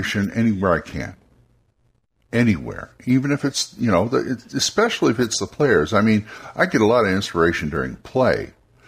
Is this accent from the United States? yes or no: yes; California, United States; I'm from California